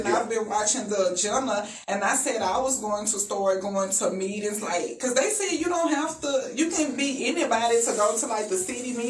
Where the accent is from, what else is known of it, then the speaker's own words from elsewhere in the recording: Mobile, Alabama, United States; From Alabama, Mobile.